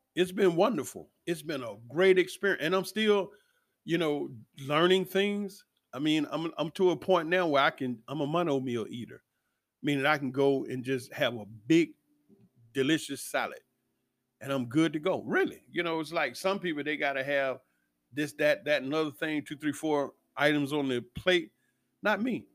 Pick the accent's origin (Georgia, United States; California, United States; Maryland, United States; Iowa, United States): Georgia, United States; Atlanta; Growing up in Atlanta